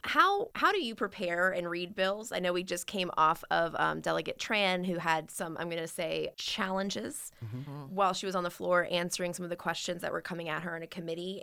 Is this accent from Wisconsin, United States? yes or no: no; Richmond, Virginia, United States; growing up in Richmond